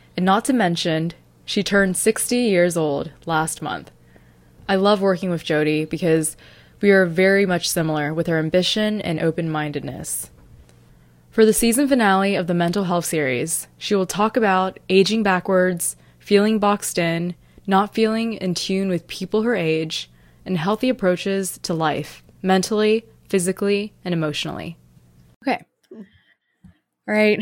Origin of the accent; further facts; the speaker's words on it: North Carolina, United States; moved away; where I was raised in North Carolina